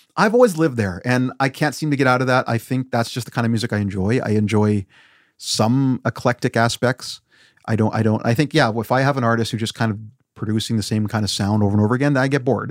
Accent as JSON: {"language": "English", "town": "Weyburn", "region": "Saskatchewan", "country": "Canada", "tie": "born or raised there", "moved": "yes", "said": "I grew up there when there was very few brown people"}